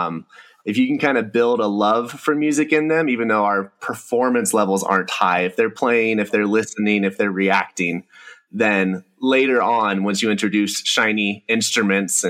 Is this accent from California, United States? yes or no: yes; Hemet, California, United States; moved away as an adult; also born or lived in Long Beach, California; now in Mammoth Lakes, United States; I grew up in Southern California, in the Inland Empire, a little place called Hemet, desert town